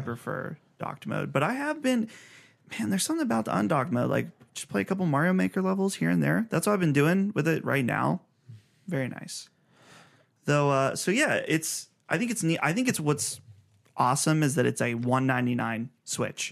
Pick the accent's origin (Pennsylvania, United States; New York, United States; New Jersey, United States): Pennsylvania, United States; Pittsburgh; we're from Pittsburghish area